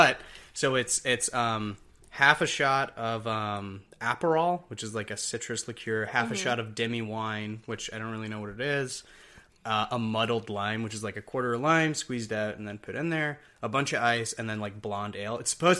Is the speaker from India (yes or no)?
no; Scotland, United Kingdom; That's funny, because I grew up, my parents are both from Scotland. I'm technically from Scotland, too, but...